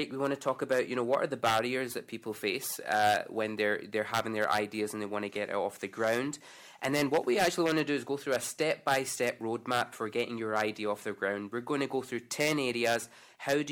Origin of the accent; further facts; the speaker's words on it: Scotland, United Kingdom; in Scotland, we have this sort of general culture of being risk-averse